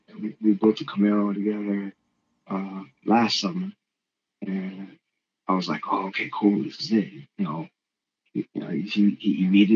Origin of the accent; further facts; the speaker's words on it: Compton, California, United States; I grew up in Compton